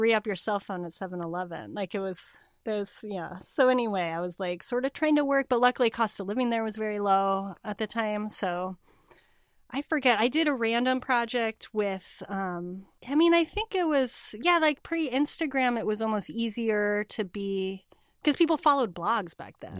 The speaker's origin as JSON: {"language": "English", "region": "California", "country": "United States", "tie": "born or raised there", "also_born_or_lived": "Cape Town, South Africa / Bay Area, California", "moved": "as an adult", "lives_now": "Portland, United States", "said": "I grew up in California"}